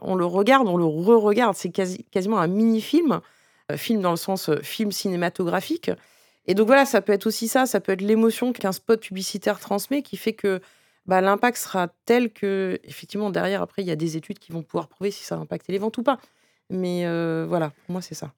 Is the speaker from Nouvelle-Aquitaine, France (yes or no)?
no; Breton, Brittany, France; je suis bretonne et japonaise